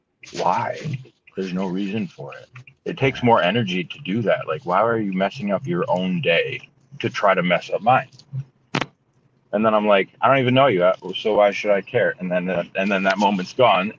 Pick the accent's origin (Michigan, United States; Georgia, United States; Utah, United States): Michigan, United States; Holt; also born or lived in Lansing, Michigan / Mason, Michigan / Grand Rapids, Michigan / Detroit, Michigan; I was born in Holt, Michigan